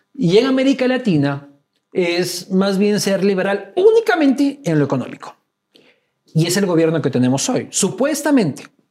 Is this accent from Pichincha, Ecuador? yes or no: no; Loja, Ecuador; soy de Loja, hermano, soy casi, del Perú